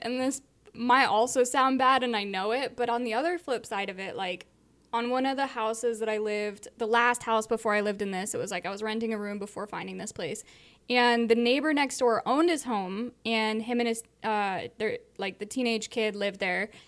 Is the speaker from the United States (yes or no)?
yes; Southern California, United States; where I grew up in Southern California, I had tons of friends where I grew up